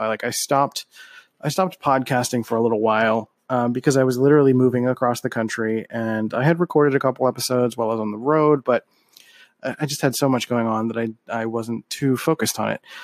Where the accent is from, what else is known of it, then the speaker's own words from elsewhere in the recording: Philadelphia, Pennsylvania, United States; I'm from Philly